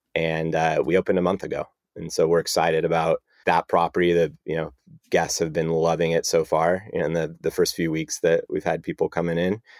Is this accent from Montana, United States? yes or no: no; San Ramon, California, United States; moved away as an adult; now in Los Angeles, United States; left San Ramon where I grew up and came to L A for school